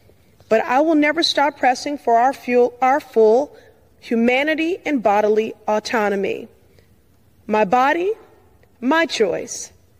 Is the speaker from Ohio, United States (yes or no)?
no; Massachusetts, United States; Like my home state of Massachusetts, this case is another emboldened right-wing judge trying to take away our bodily autonomy.